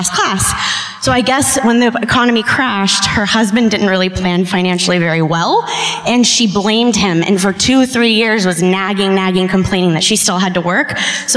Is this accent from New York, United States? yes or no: no; Saratoga, California, United States; I'm from actually Saratoga, which is right near San Jose